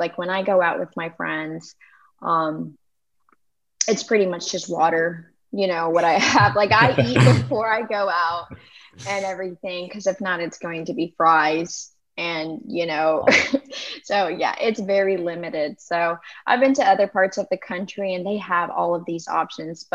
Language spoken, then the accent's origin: English; Memphis, Tennessee, United States; I am from Memphis, Tennessee